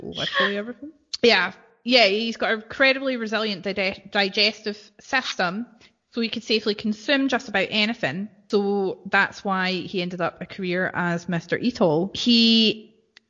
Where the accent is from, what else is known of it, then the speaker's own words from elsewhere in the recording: Scotland, United Kingdom; as I would, as normal Scottish people would say